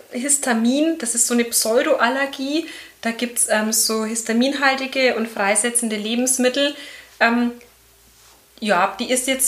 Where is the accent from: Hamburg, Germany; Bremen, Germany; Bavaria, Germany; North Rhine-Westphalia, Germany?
Bavaria, Germany; Erlangen; ich komme aus Erlangen, bin 33 Jahre alt